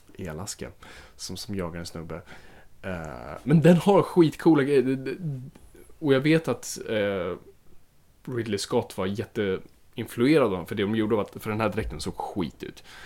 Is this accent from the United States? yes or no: no; Finland; Jag är finländare